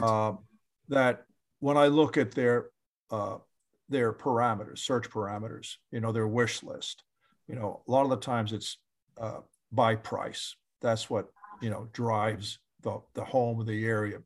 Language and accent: English; New York, United States; now in Florida, United States; I'm from New York.